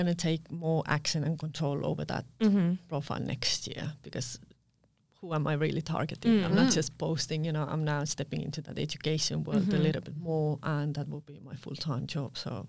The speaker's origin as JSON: {"language": "English", "country": "Estonia", "lives_now": "Perth, Australia", "said": "I'm a girl from Estonia doing lashes, and I was home based in Carlisle, you know."}